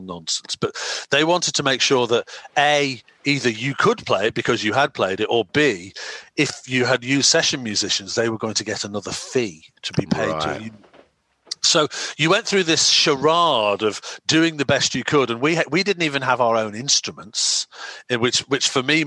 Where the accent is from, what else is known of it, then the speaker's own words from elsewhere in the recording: Wirral Peninsula, North West England, United Kingdom; also born or lived in Cheshire; Grew up on the Wirral Peninsula, on the other side of the river from Liverpool